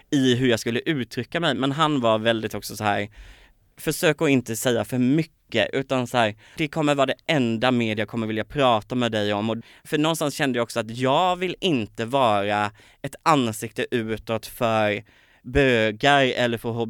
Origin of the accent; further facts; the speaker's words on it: Kalmar, Kalmar County, Sweden; Så var det dels Kalmar, jag kommer från Kalmar, det är ingen kalmarit som har blivit uppmärksammad i Melodifestivalen